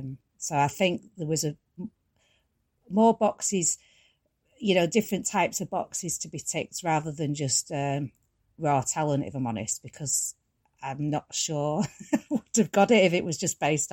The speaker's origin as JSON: {"language": "English", "town": "Ashton", "region": "North West England", "country": "United Kingdom", "tie": "born or raised there", "said": "Yes, yeah. And mostly Ashton, yeah."}